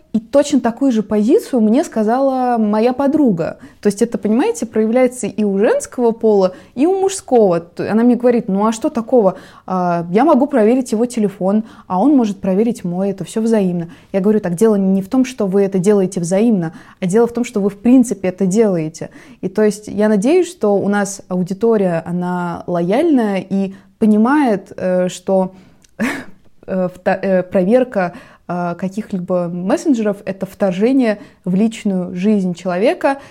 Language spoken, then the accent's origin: Russian; Russia; у нас на родине